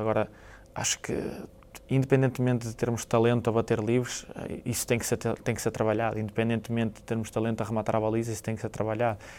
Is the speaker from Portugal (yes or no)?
yes; Portugal; moved away; como português